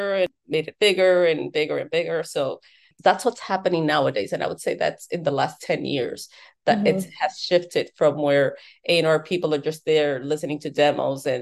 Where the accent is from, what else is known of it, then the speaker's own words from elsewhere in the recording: New York, United States; also born or lived in Dominican Republic; now in Miami, United States; I am immigrant from Dominican Republic, grew up in New York, and I'm based out of Miami.